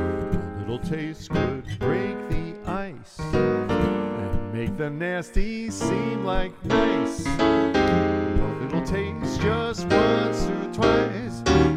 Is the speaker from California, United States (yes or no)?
no; New York City, New York, United States; I grew up in Manhattan